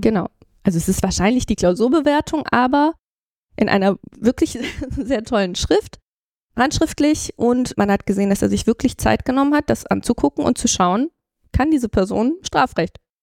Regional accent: Flensburg, Schleswig-Holstein, Germany; moved away as an adult; now in Cologne, Germany; ich bin in Flensburg aufgewachsen

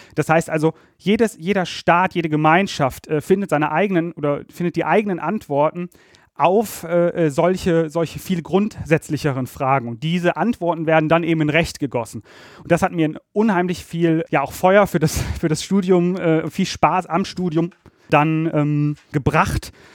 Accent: Ratingen, North Rhine-Westphalia, Germany; moved away as an adult; also born or lived in Berlin; ich komme aus dem Rheinland. Ich bin in Ratingen bei Düsseldorf aufgewachsen

